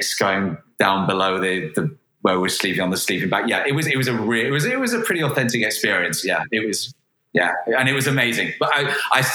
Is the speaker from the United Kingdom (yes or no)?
yes; Manchester, North West England, United Kingdom; moved away as an adult; also born or lived in Cambridge / London / Madrid; I am originally from Manchester, born and raised.